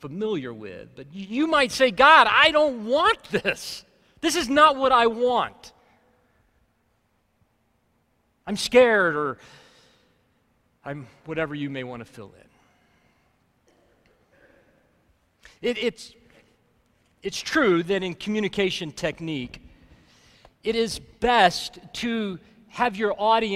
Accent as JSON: {"language": "English", "region": "Alabama", "country": "United States", "tie": "born or raised there", "moved": "yes", "lives_now": "Colorado, United States", "said": "I grew up in Alabama"}